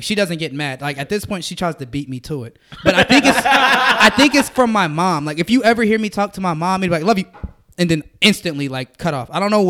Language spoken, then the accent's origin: English; Compton, California, United States; I'm from Bompton.